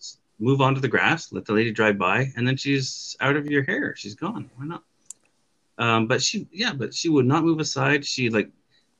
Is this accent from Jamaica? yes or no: no; Canada; I'm Canadian